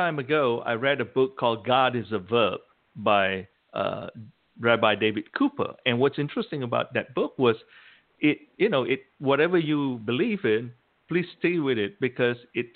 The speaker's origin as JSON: {"language": "English", "country": "Malaysia", "moved": "yes", "said": "I'm originally from Malaysia. In Asia."}